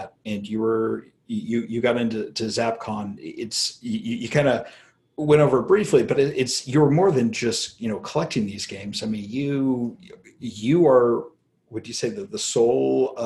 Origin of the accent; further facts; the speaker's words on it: West Coast, United States; moved away; I grew up on the West Coast